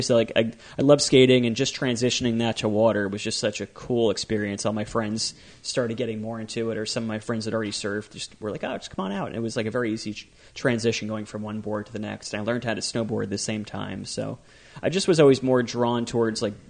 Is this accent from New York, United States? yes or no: no; Howell, New Jersey, United States; I grew up in Howell, nice little suburban town, about 15 minutes from the beach-ish